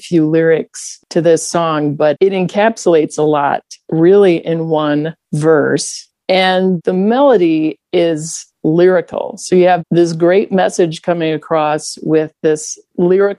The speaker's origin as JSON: {"language": "English", "region": "Upper Midwest", "country": "United States", "tie": "born or raised there", "moved": "yes", "said": "I grew up in the upper Midwest where we're sort of trained to not stick our heads too far up above the water"}